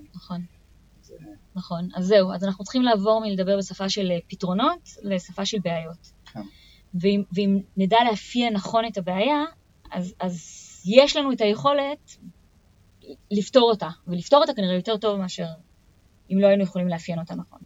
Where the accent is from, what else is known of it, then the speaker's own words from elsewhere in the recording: Israel; מוטבע בתרבות שלנו כישראלים